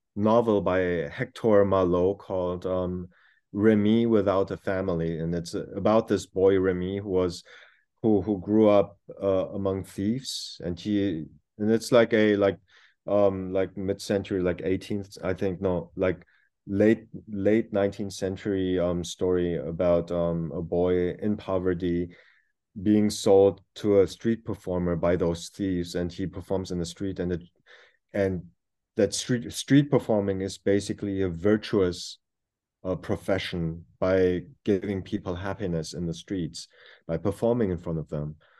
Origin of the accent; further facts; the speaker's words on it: Germany; first language German; English is a second language; moved away as an adult; also born or lived in New York; now in South Korea; being born and raised in Germany and having lived in New York for close to seven years and now being back in Korea, ultimately German was my first language